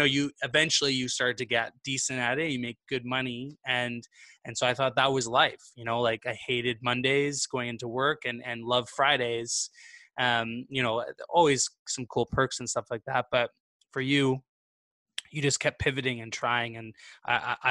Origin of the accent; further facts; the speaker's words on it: Vancouver, British Columbia, Canada; moved away as an adult; now in Montreal, Canada; I'm originally from the West Coast, so from Vancouver, BC.